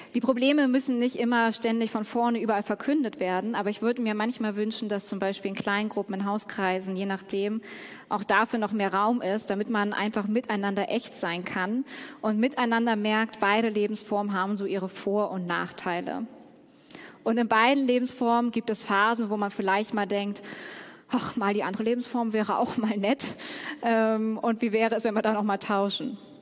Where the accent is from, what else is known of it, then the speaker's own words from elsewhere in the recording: Hamburg, Germany; Ich komme ja aus Hamburg und Hamburg ist die Single-Hochburg Deutschlands.